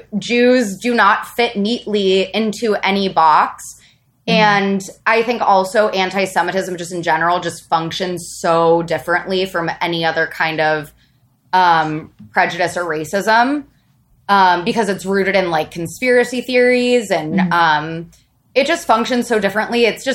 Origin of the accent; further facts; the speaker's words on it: Midwest, United States; And also, I grew up in a conservative, I'm from the Midwest.